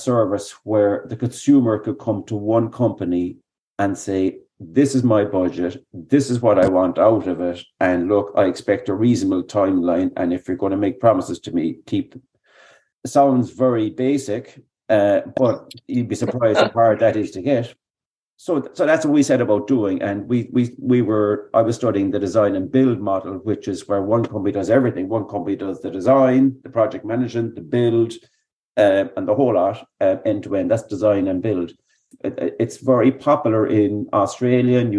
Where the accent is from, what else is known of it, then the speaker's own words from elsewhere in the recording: Midleton, Munster, Ireland; I grew up in Middleton